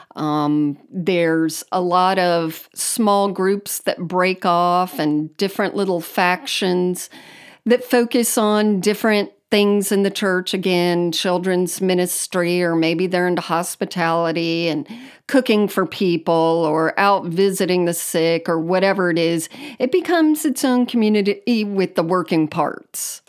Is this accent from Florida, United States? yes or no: yes; Miami, Florida, United States; I grew up in South Florida, um, on the Miami side